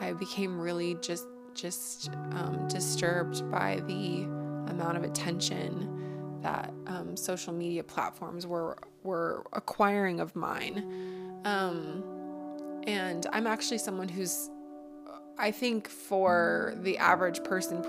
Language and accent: English; United States; accent: American; from my accent you could probably tell that I'm an American